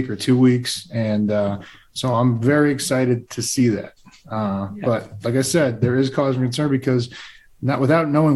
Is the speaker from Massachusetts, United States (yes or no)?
yes; Plainville, Massachusetts, United States; moved away; I'm from Plainville